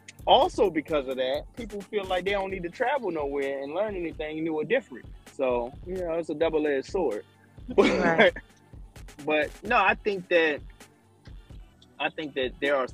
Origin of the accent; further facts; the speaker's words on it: Baltimore, Maryland, United States; I grew up in Baltimore. Yeah, we have a large Spanish population